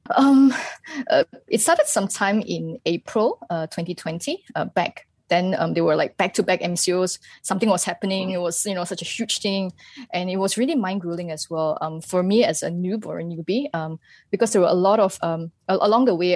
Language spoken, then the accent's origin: English; Malaysia; as a Malaysian